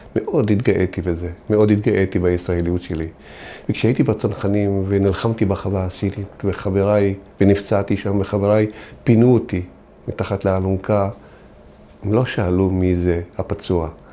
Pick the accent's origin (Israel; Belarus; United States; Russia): Israel; אנחנו אזרחים שנולדנו פה, גדלנו פה, בנינו את המדינה הזאת